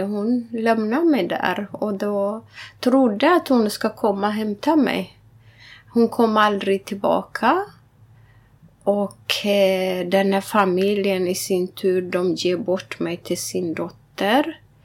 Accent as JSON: {"language": "Swedish", "area": "Wollega", "region": "Oromia", "country": "Ethiopia", "tie": "born or raised there", "moved": "yes", "lives_now": "Sweden", "said": "Wallaga kaffe, där jag är född"}